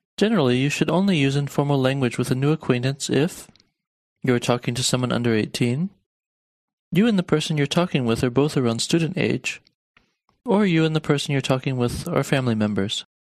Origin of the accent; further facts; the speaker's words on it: Harrisburg, Pennsylvania, United States; Ich bin aus Harrisburg